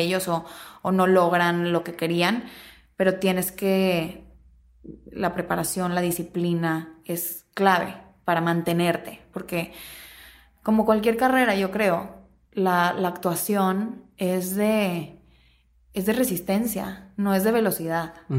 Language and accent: Spanish; Mexico; moved away as an adult; now in Los Angeles, United States; soy mexicana